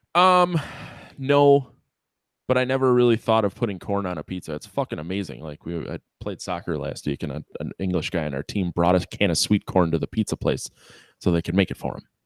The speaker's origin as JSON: {"language": "English", "country": "United States", "said": "'cause I'm American"}